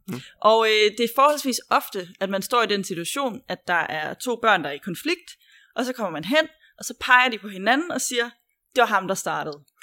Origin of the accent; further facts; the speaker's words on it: Kolding, Southern Denmark, Denmark; Jeg, jeg er fra Kolding-egnen